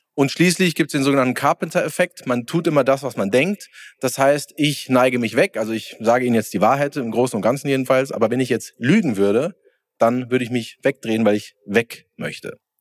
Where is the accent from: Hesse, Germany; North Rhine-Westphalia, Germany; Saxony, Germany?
Hesse, Germany; Bensheim; ich komme aus Hessen, Südhessen, Bensheim.